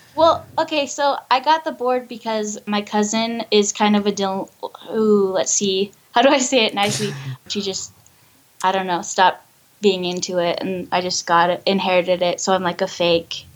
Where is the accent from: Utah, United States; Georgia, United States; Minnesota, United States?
Utah, United States; Ogden; I'm from Ogden, Utah